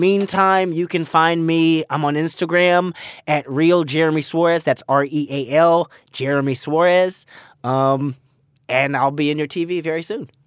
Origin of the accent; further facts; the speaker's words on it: Pasadena, California, United States; Pasadena, California